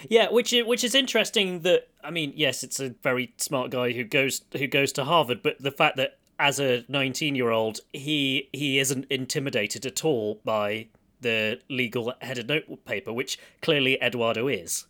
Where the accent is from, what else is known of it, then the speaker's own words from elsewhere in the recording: Stony Stratford, South East England, United Kingdom; I grew up in Stony Stratford